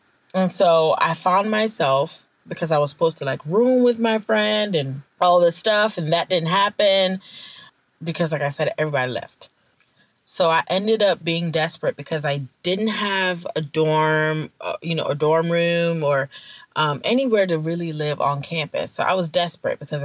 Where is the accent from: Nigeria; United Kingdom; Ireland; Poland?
Nigeria; I'm Nigerian. And when I was a little girl in Nigeria